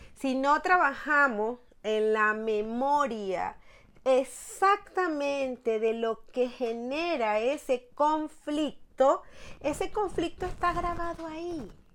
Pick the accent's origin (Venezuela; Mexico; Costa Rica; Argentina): Venezuela; La Guaira, Vargas; moved away as an adult; now in Madrid, Spain; mi ciudad natal que era eh, el estado Vargas, en La Guaira